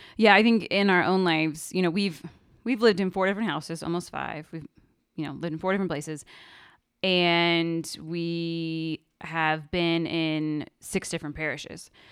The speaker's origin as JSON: {"language": "English", "town": "Kansas City", "country": "United States", "tie": "born or raised there", "moved": "yes", "lives_now": "Denver, United States", "said": "we grew up in Arch, Can-, Archdiocese of Kansas City, Kansas. Well, slash Missouri"}